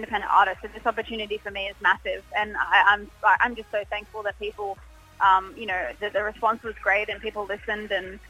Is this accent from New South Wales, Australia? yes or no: yes; Sydney, New South Wales, Australia; Sydney was obviously great because that's my hometown.